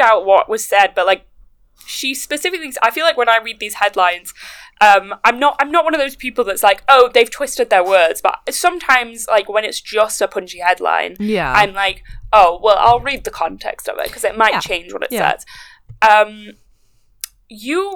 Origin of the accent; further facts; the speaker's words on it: England, United Kingdom; So I'm English